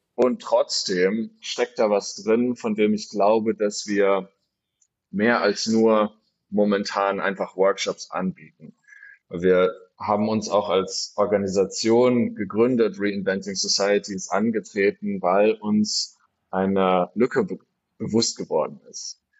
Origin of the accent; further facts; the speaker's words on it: Freiburg, Baden-Württemberg, Germany; moved away; also born or lived in Berlin; ich bin gebürtiger Freiburger, komme also aus Süddeutschland